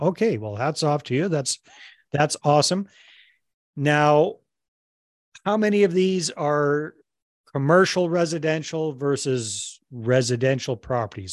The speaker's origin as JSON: {"language": "English", "country": "Canada", "said": "I'm Canadian myself"}